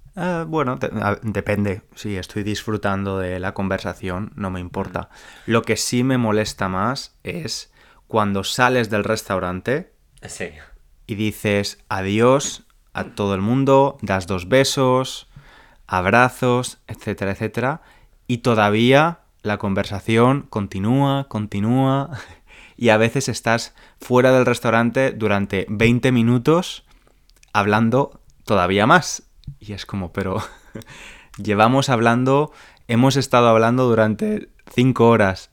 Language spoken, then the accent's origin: Spanish; Spain; moved away as an adult; now in England, United Kingdom; soy español